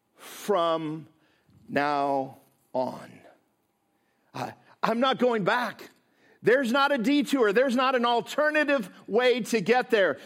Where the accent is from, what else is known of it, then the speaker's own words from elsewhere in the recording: Midwest, United States; also born or lived in Chicago; I come from the Midwest